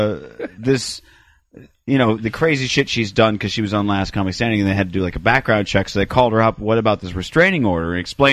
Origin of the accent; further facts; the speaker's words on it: California, United States; Now I'm from California, though, you see.